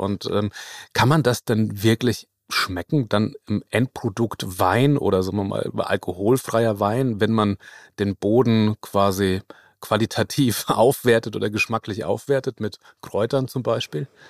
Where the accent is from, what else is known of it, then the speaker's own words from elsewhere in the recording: Lower Franconia, Bavaria, Germany; ich komme aus, aus Unterfranken